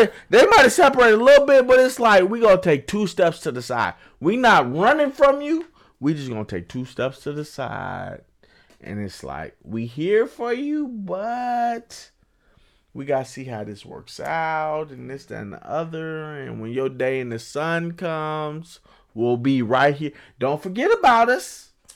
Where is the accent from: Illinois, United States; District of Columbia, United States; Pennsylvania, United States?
Illinois, United States; Chicago; I'm from Chicago where we don't have